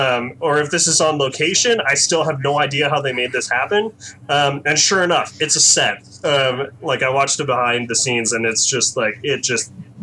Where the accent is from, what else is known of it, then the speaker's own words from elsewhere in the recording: United States; And I'm Chinese American